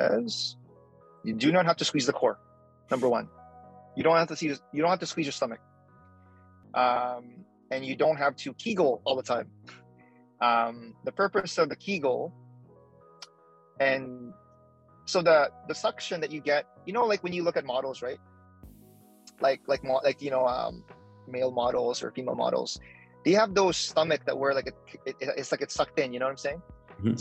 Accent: Philippines; now in Canada; I'm Filipino, I'm an immigrant

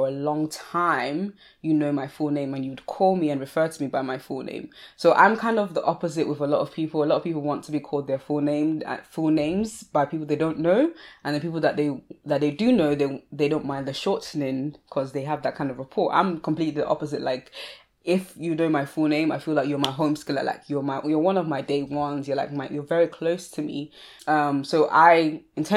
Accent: Sussex, South East England, United Kingdom; I grew up in Sussex

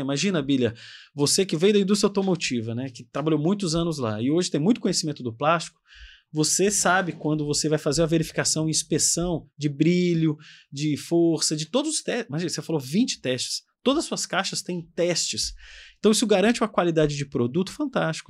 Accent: Brasília, Federal District, Brazil; a gente lá de Brasília, porque eu sou de Brasília

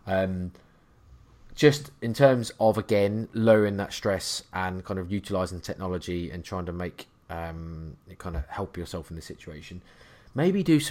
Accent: Norfolk, East of England, United Kingdom; I'm from Norfolk

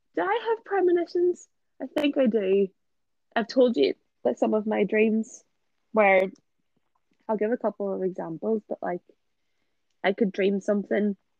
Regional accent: a village near Belfast, Northern Ireland, United Kingdom; moved away; I'm not from Belfast, but all of like childhood friends were there. So people that I don't see anymore because like they, they we don't live in the village that we grew up in.

